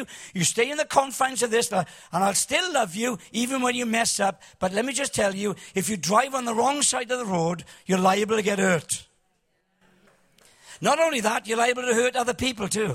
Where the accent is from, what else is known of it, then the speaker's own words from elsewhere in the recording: Cardiff, Wales, United Kingdom; I'm from Cardiff.